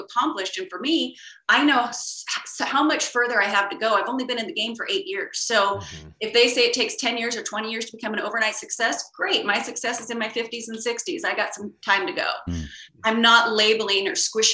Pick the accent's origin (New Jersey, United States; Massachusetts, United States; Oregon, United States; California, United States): California, United States; Sacramento; moved away as an adult; also born or lived in Hawaii; now in Los Angeles, United States; I grew up in Sacramento